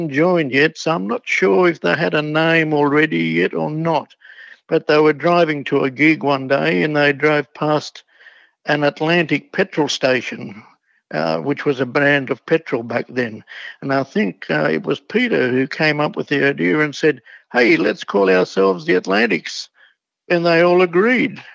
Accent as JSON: {"language": "English", "town": "Sydney", "region": "New South Wales", "country": "Australia", "tie": "born or raised there", "said": "I grew up in Coogee"}